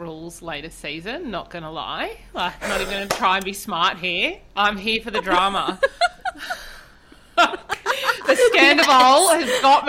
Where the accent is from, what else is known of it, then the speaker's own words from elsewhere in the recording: Australia; Sal's the Brit and I'm the Aussie.